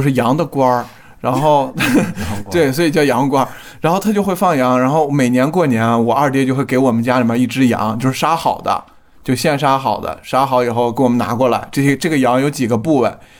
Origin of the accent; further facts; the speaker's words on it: Baotou, Inner Mongolia, China; 我的情况就是我在内蒙的城市包头